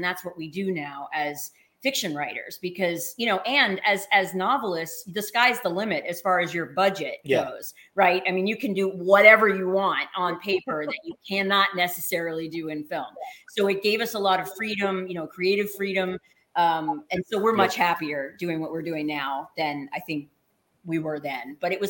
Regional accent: the South, United States; I'm from the South. LA is not really our bag.

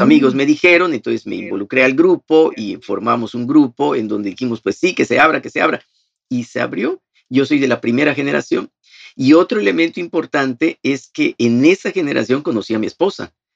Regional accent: Progreso, Yucatán, Mexico; also born or lived in Mérida; yo soy de Progreso y entonces el seminario está aquí en Mérida

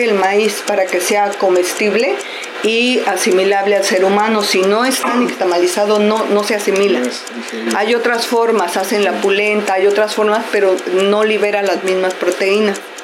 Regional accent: Mexico; now in Barcelona, Spain; yo soy mexicana

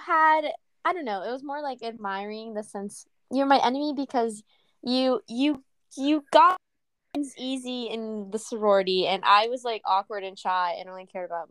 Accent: San Marcos, Texas, United States; Yeah, I'm from San Marcos. Like, I'm hours away.

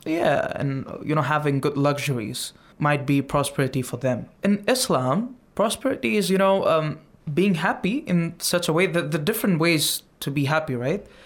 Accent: India; from India

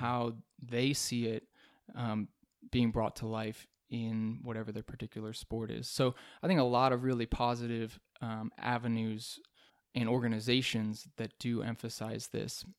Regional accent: Rochester, New York, United States; now in Texas, United States; I'm originally from Rochester, New York, which is upstate in the western part of the state

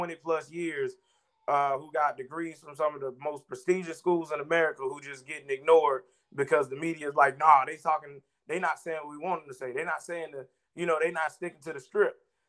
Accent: South Georgia, United States; I'm from South Georgia

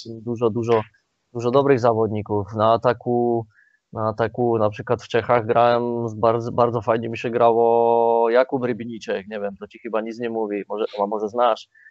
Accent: Slovakia; now in Poland; jestem Słowakiem

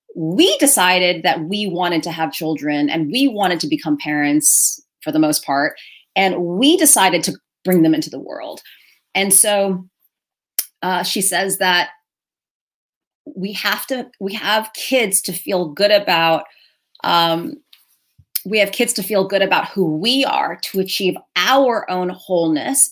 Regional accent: New York City, New York, United States; I am Chinese American, uh, born and raised in New York City, here in America

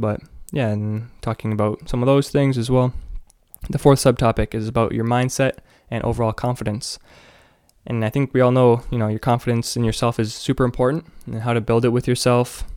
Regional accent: Canada; I'm from Canada

